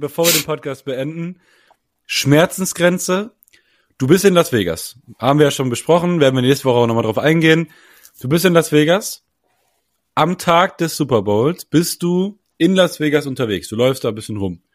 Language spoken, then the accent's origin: German; Germany; als Deutscher